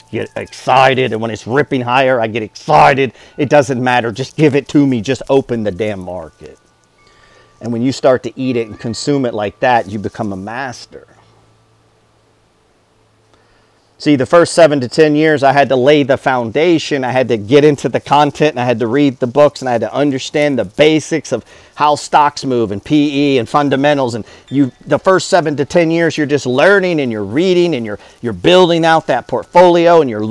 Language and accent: English; Alaska, United States; I grew up in Alaska.